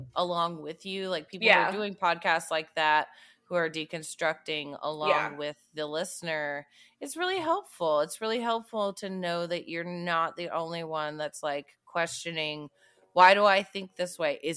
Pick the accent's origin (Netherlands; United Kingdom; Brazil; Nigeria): United Kingdom; I'm the British one